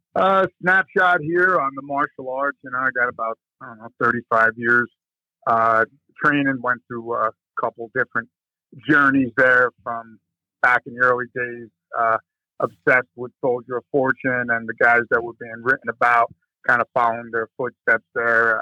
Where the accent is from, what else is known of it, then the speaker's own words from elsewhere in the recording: New Jersey, United States; I'm originally from East Coast, Jersey specifically. Uh, grew up there right across the river from Manhattan, Bronx, Brooklyn, Queens area there, but in, in Jersey